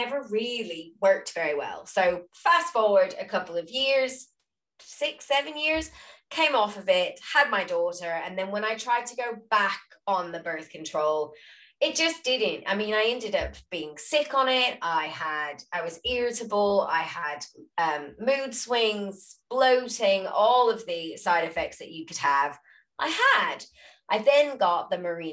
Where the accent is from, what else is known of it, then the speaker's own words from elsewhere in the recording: Louisiana, United States; I'm from Louisiana